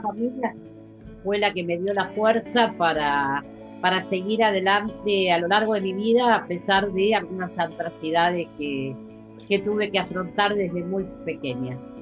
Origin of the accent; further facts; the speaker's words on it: Buenos Aires, Argentina; Yo nací en la ciudad autónoma de Buenos Aires